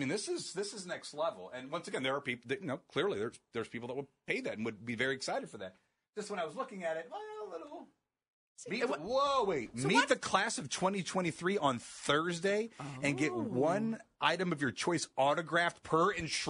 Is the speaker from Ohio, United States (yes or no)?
yes; Akron, Ohio, United States; I'm from Akron originally.